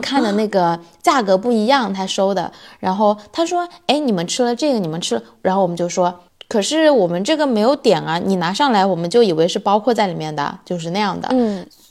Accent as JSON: {"language": "Chinese", "country": "China", "moved": "yes", "lives_now": "Sweden", "said": "我们从中国来。” 但是我们住在瑞典"}